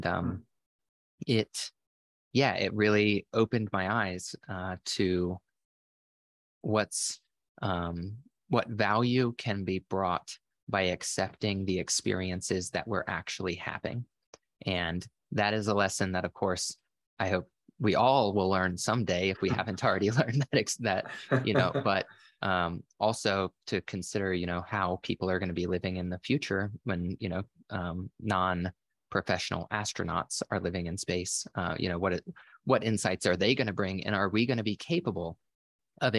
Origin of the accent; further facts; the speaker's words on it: Florida, United States; I grew up in Florida where there's a lot of boats and stuff